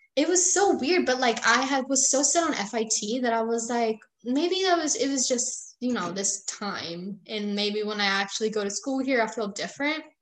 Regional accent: St. Johns County, Florida, United States; also born or lived in Puerto Rico; I was born in Puerto Rico, but I moved to Florida when I was 6 years old

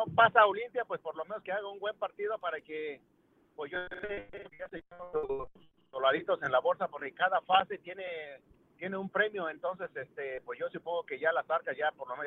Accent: Mexico; now in Chicago, United States; como mexicano yo claro, claro y quiero que gane un equipo mexicano

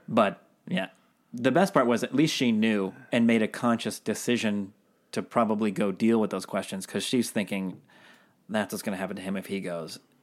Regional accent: Seattle, Washington, United States; now I'm from Seattle, so very coffee heavy town.

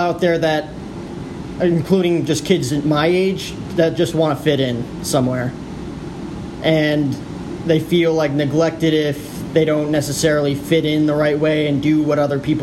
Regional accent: New Jersey, United States; now in Phoenix, United States; I grew up in New Jersey. So total East Coast kid

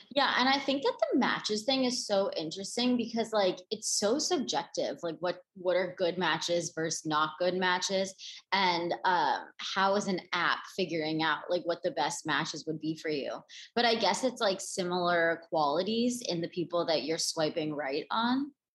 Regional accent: East Coast, United States; also born or lived in Los Angeles, California; now in New York, United States; I'm from the East Coast

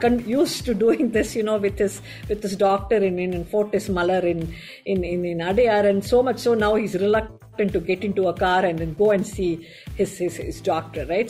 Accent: Chennai, Tamil Nadu, India; I grew up in Chennai

